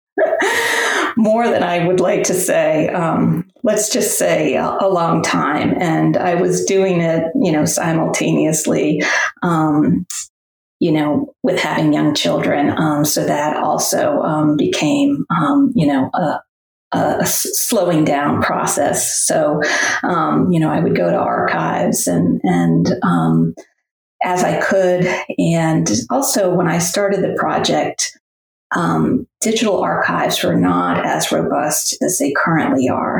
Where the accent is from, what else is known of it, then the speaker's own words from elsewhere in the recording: New England, United States; moved away as an adult; also born or lived in Middle Tennessee; now in Tennessee, United States; I grew up in New England, but have spent most of my life, um, or my adulthood at least, in the South